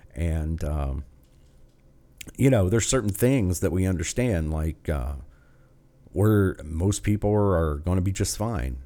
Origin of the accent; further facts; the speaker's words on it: United States; as an American